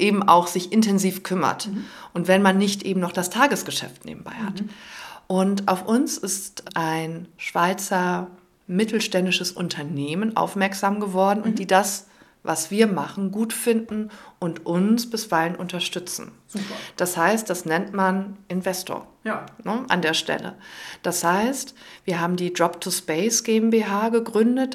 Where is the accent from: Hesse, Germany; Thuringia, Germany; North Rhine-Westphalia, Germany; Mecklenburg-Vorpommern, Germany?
North Rhine-Westphalia, Germany; Cologne; als Kölnerin